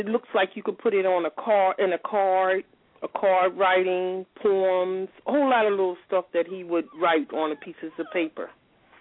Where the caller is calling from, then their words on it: Atlanta, Georgia, United States; I'm calling from Georgia